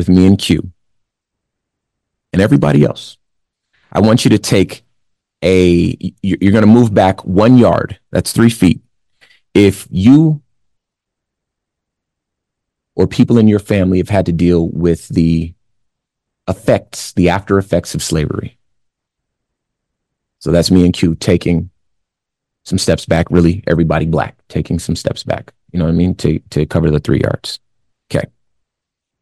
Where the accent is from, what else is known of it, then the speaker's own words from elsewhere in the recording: Compton, California, United States; I'm from Compton in the 80s.